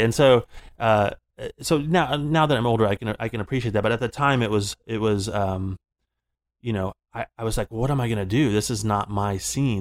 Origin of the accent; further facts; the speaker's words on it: Florida, United States; moved away; growing up in Florida, I started playing in, like, hair metal bands